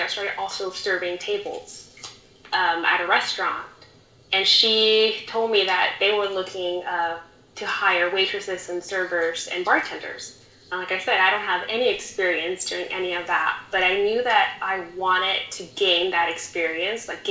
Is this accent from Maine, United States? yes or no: no; Rio Grande Valley, Texas, United States; also born or lived in Houston; I'm from the Rio Grande Valley, and I moved to Houston 1.5 years ago